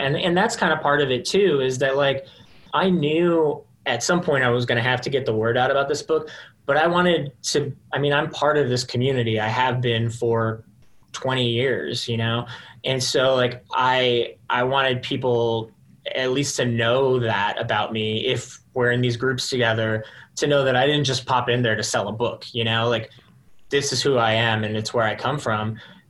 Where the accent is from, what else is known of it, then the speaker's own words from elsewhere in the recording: Texas, United States; Yeah, I was going to say that I'm from Texas. So I love wearing like pearl snap button ups.